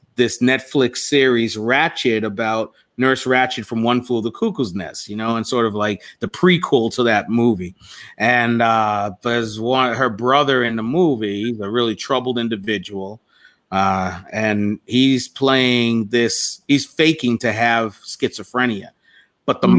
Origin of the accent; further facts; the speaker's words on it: Toms River, New Jersey, United States; growing up in like a place like Tom's River, where I was one of few black students in the in the school that I attended, High School East